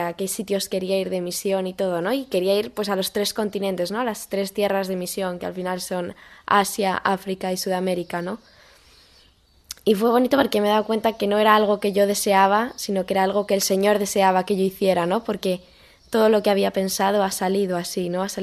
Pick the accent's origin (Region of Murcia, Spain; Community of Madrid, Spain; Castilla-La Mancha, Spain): Community of Madrid, Spain; Madrid; also born or lived in Boadilla del Monte; tengo 18 años y soy de Madrid, vivo en Boadilla del Monte.